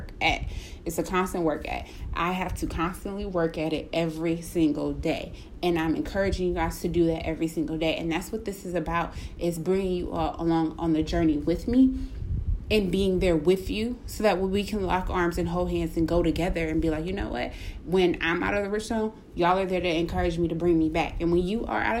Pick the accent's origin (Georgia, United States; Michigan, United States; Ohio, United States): Ohio, United States; Cleveland; I'm from Cleveland